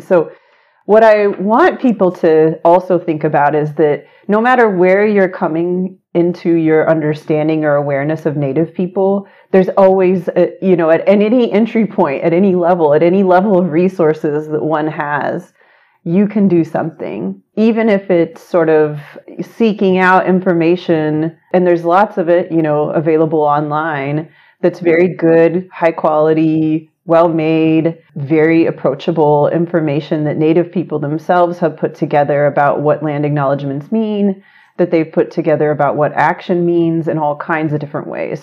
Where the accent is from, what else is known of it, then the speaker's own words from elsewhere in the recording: Choctaw, Oklahoma, United States; moved away as an adult; now in Chicago, United States; I grew up in Choctaw, Oklahoma